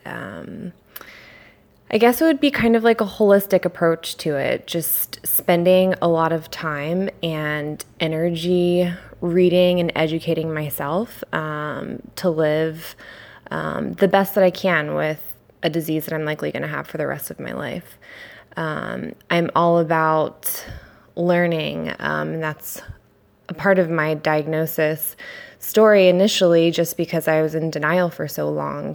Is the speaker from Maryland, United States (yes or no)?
yes; Annapolis, Maryland, United States; moved away as an adult; now in San Diego, United States; I am from Annapolis, Maryland, grew up there, um, and I've been in San Diego, California for four years now